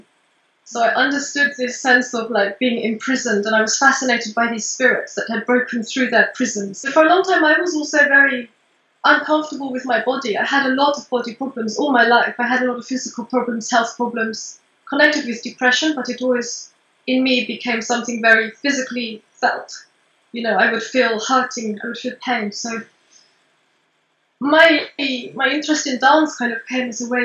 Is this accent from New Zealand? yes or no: no; Portugal; moved away; also born or lived in England; I was born in England, but I was raised in Portugal